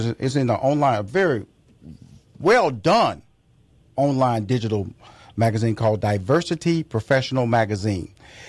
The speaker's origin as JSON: {"language": "English", "town": "Houston", "region": "Texas", "country": "United States", "tie": "born or raised there", "said": "I grew up, wasn't like that. I grew up in Fifth Ward. I got on the bus."}